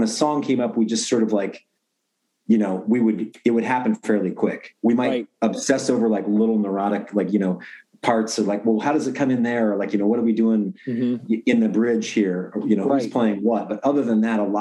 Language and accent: English; Portland, Oregon, United States; moved away as an adult; also born or lived in East Coast; I grew up in North Portland, St. John's area